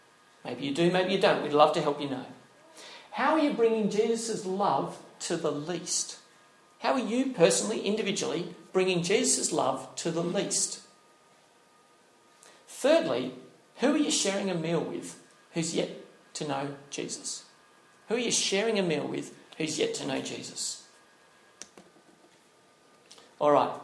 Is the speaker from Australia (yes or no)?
yes; Northern Territory, Australia; moved away; I grew up in the Northern Territory, okay? So I have some background, a couple of years there